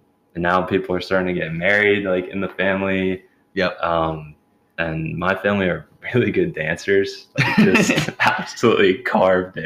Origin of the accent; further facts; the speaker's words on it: New Jersey, United States; moved away as an adult; I'm from New Jersey.